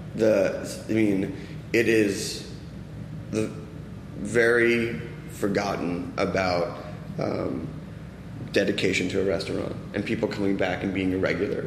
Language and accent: English; East Coast, United States; now in Los Angeles, United States; I'm from the East Coast.